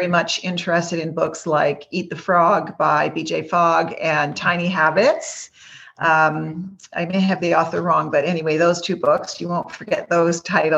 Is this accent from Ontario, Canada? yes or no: no; Quebec, Canada; also born or lived in Greater Toronto Area; now in Toronto, Canada; originally from the province of Quebec, but now I'm in the Greater Toronto area.